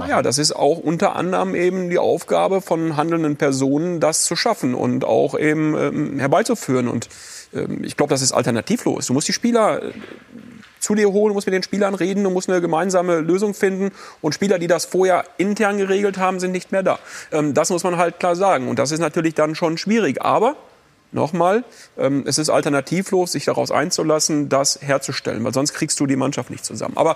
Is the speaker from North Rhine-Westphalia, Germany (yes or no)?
yes; North Rhine-Westphalia, Germany; ich bin aus dem Westen und ich bin auch aus dieser Region und ich bin, wie gesagt, mit Schalke groß geworden.